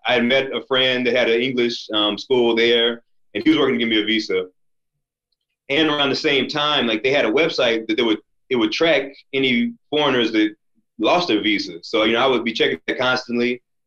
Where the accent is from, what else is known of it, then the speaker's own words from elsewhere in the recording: United States; as an American, and especially as a black American